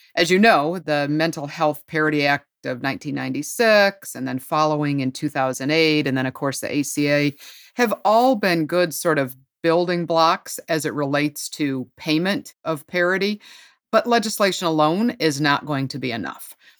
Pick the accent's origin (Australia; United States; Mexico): United States; Ohio; moved away as an adult; also born or lived in North Carolina; Ohio, my home state, even though I lived many years in North Carolina